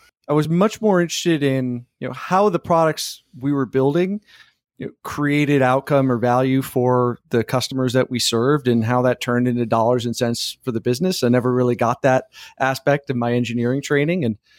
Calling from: Austin, Texas, United States; Austin, Texas.

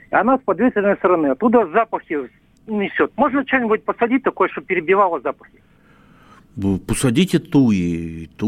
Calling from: Irkutsk, Irkutsk Oblast, Russia; Я из Иркутска.

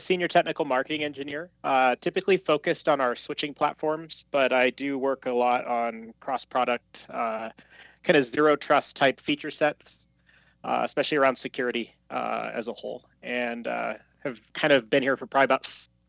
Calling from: Colorado, United States; So from Colorado.

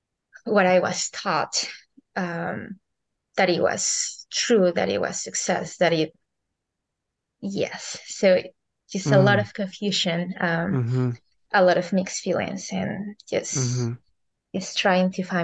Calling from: Hawaii, United States; So I'm right now in Hawaii.

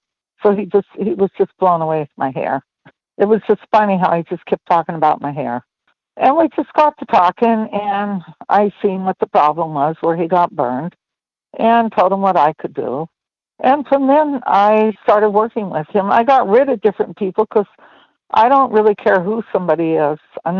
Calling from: Culver City, California, United States; California, from Culver City, California.

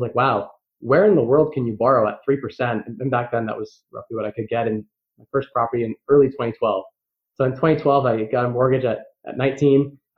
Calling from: London, Ontario, Canada; London, Ontario, Canada.

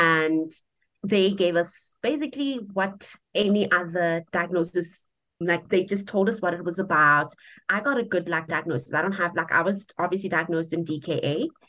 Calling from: Polokwane, Limpopo, South Africa; I am calling in from Polokwane in the Limpopo province of South Africa.

